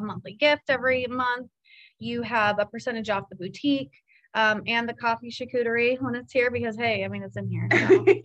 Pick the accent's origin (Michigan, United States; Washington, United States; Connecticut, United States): Washington, United States; Seattle; also born or lived in Virginia; now in Cedar Rapids, United States; I'm from Seattle, which is a home of coffee land